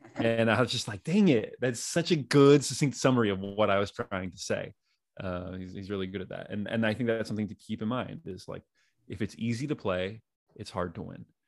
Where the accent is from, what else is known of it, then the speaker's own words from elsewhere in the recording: Danville, California, United States; my homies that I grew up with in Danville, California